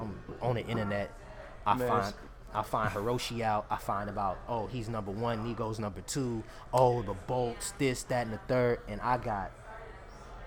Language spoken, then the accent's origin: English; Oakland, California, United States; I'm from Oakland